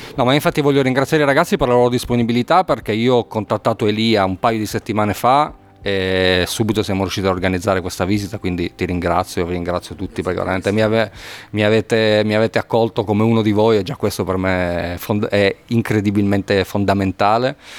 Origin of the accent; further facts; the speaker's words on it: Turin, Piedmont, Italy; io poi sono torinese